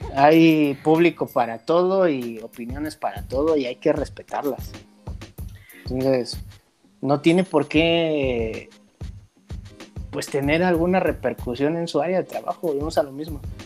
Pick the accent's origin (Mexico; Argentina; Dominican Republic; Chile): Mexico; lo dije como mexicano